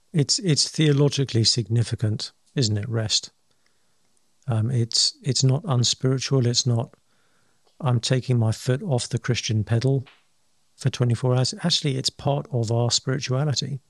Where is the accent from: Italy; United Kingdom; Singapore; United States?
United Kingdom; England; I'm English